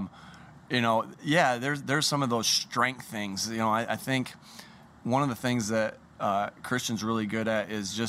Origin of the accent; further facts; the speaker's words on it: New York, United States; when I was growing up in New York